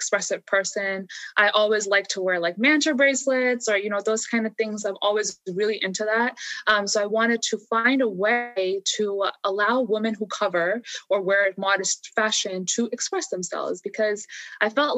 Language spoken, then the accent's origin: English; United States; as someone who was growing up in America